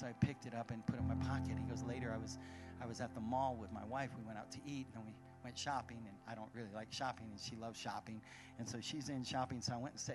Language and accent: English; Arizona, United States; I'm from Arizona